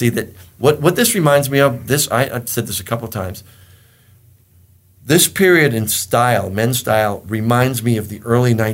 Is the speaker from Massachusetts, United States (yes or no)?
yes; Boston, Massachusetts, United States; the Italians seem to have a little bit more respect for me because I was from Boston.